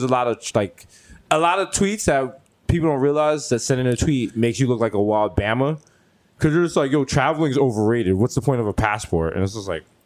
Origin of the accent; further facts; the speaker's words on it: New York City, New York, United States; I was born and raised in the Bronx.